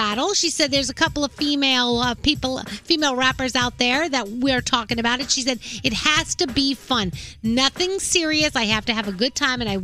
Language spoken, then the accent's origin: English; New York City, New York, United States; I'm from the Bronx, New York.